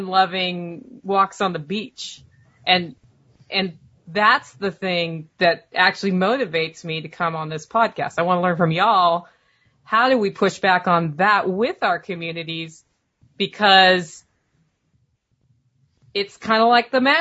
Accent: Portland, United States; moved away; Well, that's my hometown you're talking about.

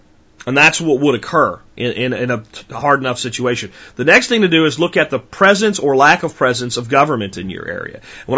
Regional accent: Jacksonville, Florida, United States; also born or lived in Pennsylvania; I grew up some in Jacksonville, Florida, which is a big city and has some really bad, bad places in it, and out in the country in Pennsylvania.

